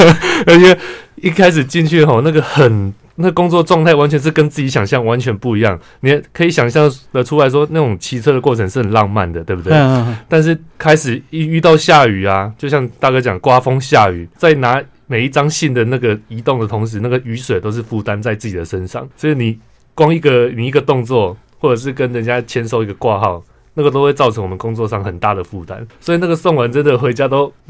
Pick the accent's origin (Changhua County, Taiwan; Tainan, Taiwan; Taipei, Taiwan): Tainan, Taiwan; 台南是我家乡，我出生的地方。